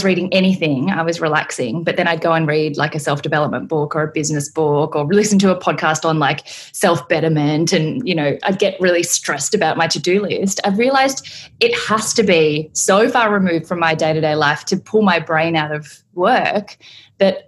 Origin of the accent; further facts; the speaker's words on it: Australia; also born or lived in South Korea; I was adopted from South Korea when I was 6 months old, don't have any memories and have only had the most wonderful experience with my family, country bumpkin, Caucasian Australians with a fully blown Asian little girl on dairy farms